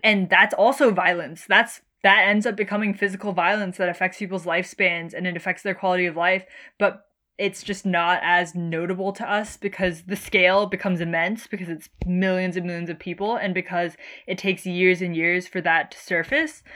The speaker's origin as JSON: {"language": "English", "country": "United States", "tie": "born or raised there", "said": "being born American"}